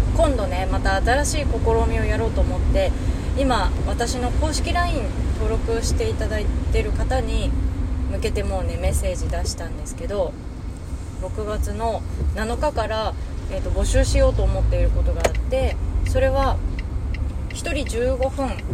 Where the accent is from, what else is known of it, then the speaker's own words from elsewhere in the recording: Hokkaido, Japan; moved away; 私北海道の人